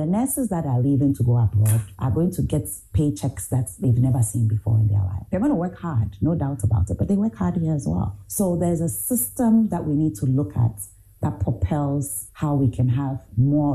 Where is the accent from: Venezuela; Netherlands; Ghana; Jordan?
Ghana; moved away as an adult; also born or lived in Ohio; I'm Ghanaian